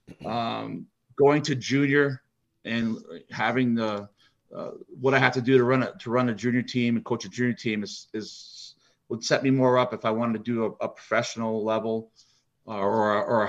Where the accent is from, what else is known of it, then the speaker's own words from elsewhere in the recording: United States; being an American kid